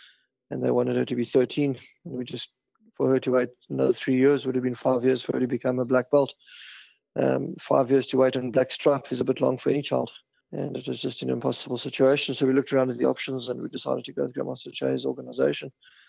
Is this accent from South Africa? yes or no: yes; South Africa; now in Ireland; We moved away from South Africa because of the crime in South Africa, and we wanted to give our children a safer life, which is the case because Ireland is very safe and very friendly, lovely people.